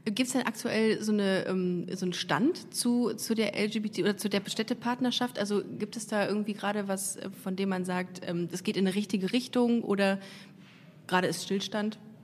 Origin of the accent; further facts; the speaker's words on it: Düsseldorf, North Rhine-Westphalia, Germany; now in Cologne, Germany; Also ich komme aus Düsseldorf